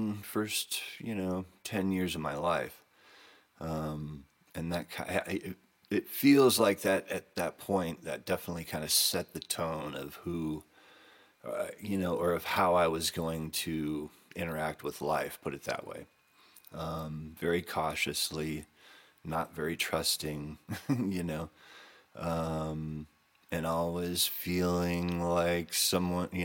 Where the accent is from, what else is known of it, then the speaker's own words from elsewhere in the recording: Camarillo, California, United States; the same town that I grew up in Camarillo, California